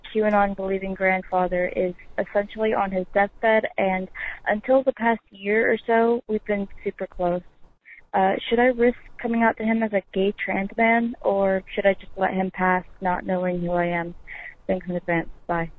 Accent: Florida, United States; I'm 19 and from Florida.

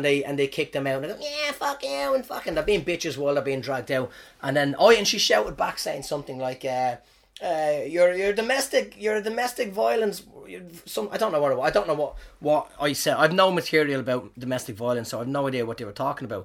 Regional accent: Ireland; moved away as an adult; now in New Zealand; I'm from Ireland

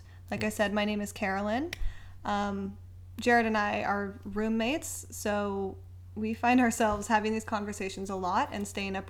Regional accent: East Bay, Northern California, United States; now in Los Angeles, United States; I'm 29. I'm originally from Northern California, from the East Bay.

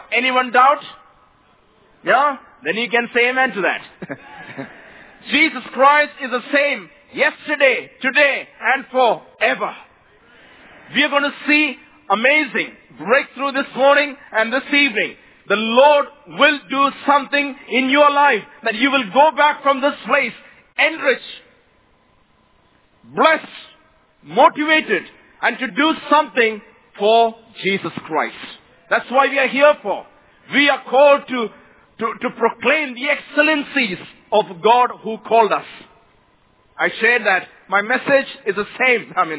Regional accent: Mumbai, Maharashtra, India; I come from India, Mumbai, a place where over 18 million people live.

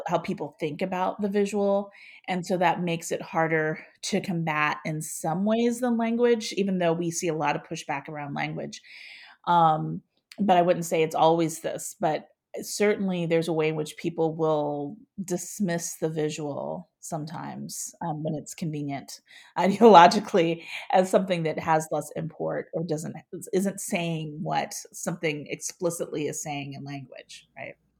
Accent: Ohio, United States; moved away as an adult; now in St. Louis, United States; since I'm from Ohio, when I would go home for the holidays

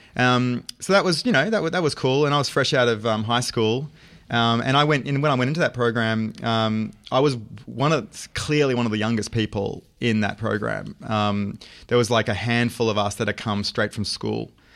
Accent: Brisbane, Queensland, Australia; moved away as an adult; now in New York, United States; I'm a Brizzy boy

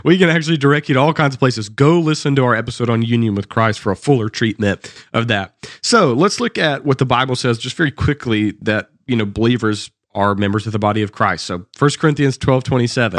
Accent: the South, United States; accent: Southern

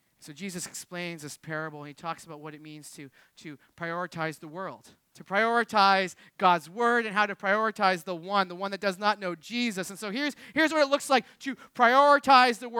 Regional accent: Jersey Shore, New Jersey, United States; we're from the Jersey Shore

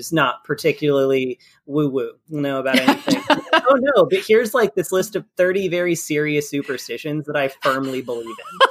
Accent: Kentucky, United States; also born or lived in England; I'm from Kentucky.

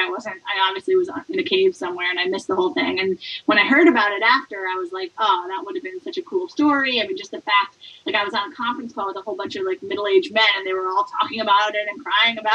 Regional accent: Port Chester, New York, United States; moved away as an adult; also born or lived in Connecticut; now in San Francisco Bay Area, United States; I grew up in Portchester, New York, which is a suburb outside of Manhattan, about 30 minutes north

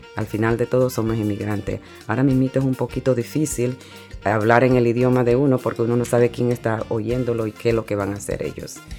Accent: Panama; now in New York, United States; mi país natal es Panamá.

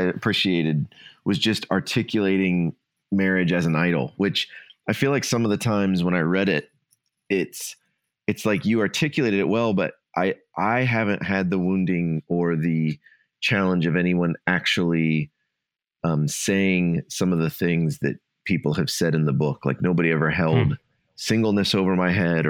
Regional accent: Ohio, United States; moved away; Ohio. I was raised in Ohio

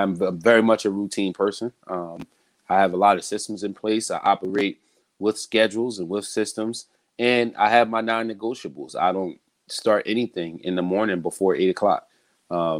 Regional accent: Philadelphia, Pennsylvania, United States; I am born and raised in Philadelphia

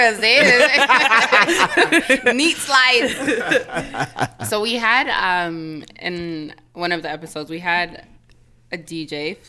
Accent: Jamaica; Sorry guys, I'm a Jamaican.

